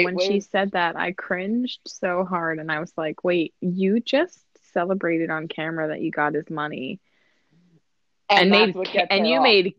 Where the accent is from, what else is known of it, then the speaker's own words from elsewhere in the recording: Montecito, California, United States; I'm from Montecito.